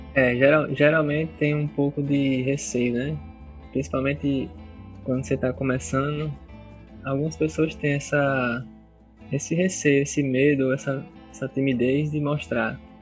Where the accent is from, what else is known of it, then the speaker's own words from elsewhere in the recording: Parnamirim, Rio Grande do Norte, Brazil; also born or lived in Natal; nasci em Natal, mas desde cedo, meus 5 anos de idade, eu comecei a morar em Parnamirim, né? E não saí mais de lá.